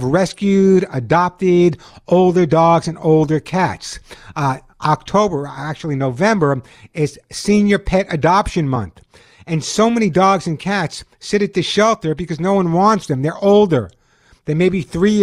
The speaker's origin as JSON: {"language": "English", "region": "New York", "country": "United States", "also_born_or_lived": "Sedona, Arizona", "moved": "yes", "lives_now": "Los Angeles, United States", "said": "I'm from New York. I live in Los Angeles"}